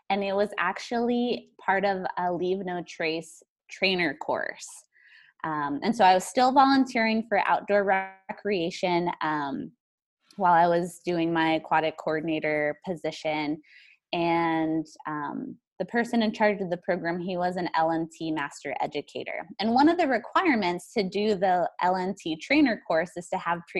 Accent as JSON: {"language": "English", "region": "New Mexico", "country": "United States", "also_born_or_lived": "East Coast", "said": "Yeah, so I came from New Mexico. That's where I essentially spent most of my time. I lived on the East Coast before"}